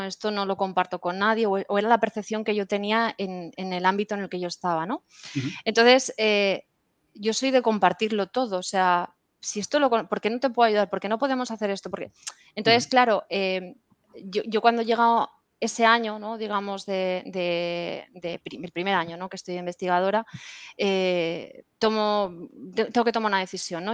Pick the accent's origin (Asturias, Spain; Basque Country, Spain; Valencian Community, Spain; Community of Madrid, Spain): Valencian Community, Spain; Puerto de Sagunto; yo soy de un pueblecito eh, de Valencia que se llama Puerto de Sagunto